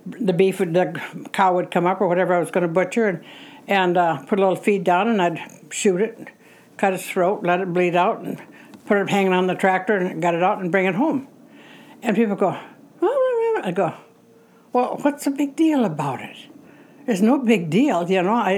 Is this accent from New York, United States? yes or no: no; Frazee, Minnesota, United States; also born or lived in Detroit Lakes, Minnesota; Now, I've lived all my life in Frazee